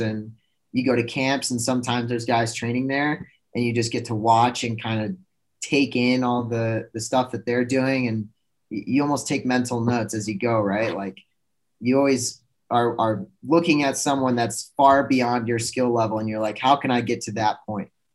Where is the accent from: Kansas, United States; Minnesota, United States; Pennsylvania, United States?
Minnesota, United States; Minneapolis; moved away as an adult; also born or lived in Plymouth, Minnesota; committed to the University of Minnesota. stayed in stayed in my hometown